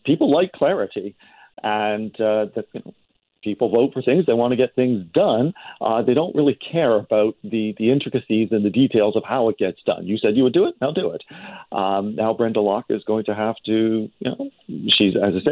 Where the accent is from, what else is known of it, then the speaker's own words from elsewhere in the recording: Toronto, Ontario, Canada; now in British Columbia, Canada; I grew up in Toronto